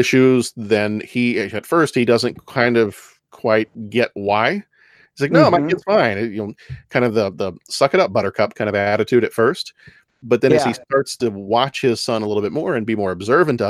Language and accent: English; Texas, United States; we're from Texas